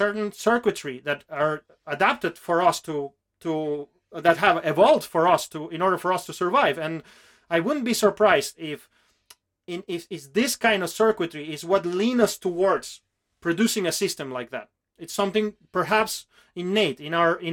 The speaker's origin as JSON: {"language": "English", "country": "Venezuela", "second_language": "English", "said": "I come from Venezuela, which is a country that has a very rich ancient culture still active there"}